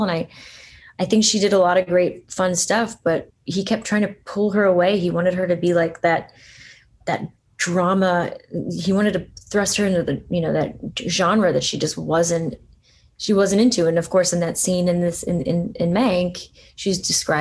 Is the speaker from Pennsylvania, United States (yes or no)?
yes; Allentown, Pennsylvania, United States; I'm not a New Yorker, but I grew up in Allentown, pretty, you know, working class place